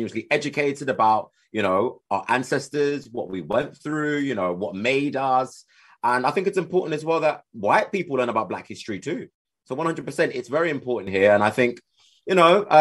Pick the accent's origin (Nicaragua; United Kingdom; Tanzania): United Kingdom; accent: British